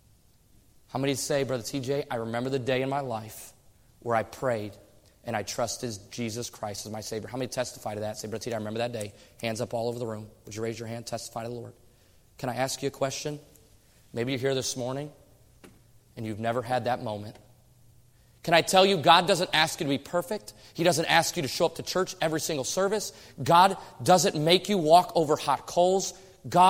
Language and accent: English; Michigan, United States; moved away as an adult; now in Oregon, United States; I came from Michigan